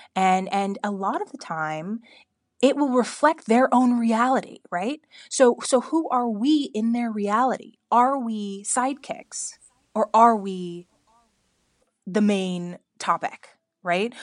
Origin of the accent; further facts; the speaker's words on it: Bakersfield, California, United States; I grew up in Bakersfield, California